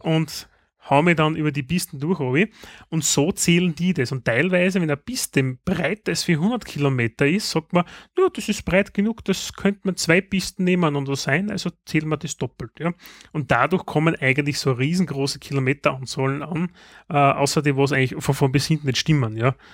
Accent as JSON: {"language": "German", "region": "Styria", "country": "Austria", "said": "bei uns in der Steiermark"}